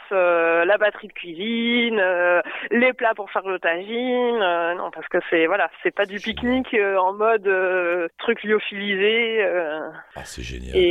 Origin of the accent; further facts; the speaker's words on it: M'Hamid El Ghizlane, Drâa-Tafilalet, Morocco; C'est Mahamid. Mahamid El Riflan, et en fait, c'est le dernier village euh, aux portes du désert.